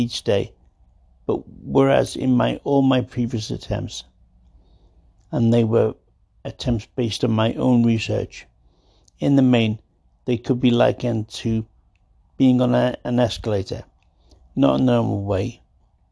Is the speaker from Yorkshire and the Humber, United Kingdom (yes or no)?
no; Liverpool, North West England, United Kingdom; moved away as an adult; also born or lived in Rocky Mountains; As a Liverpool lad, born in the 50s.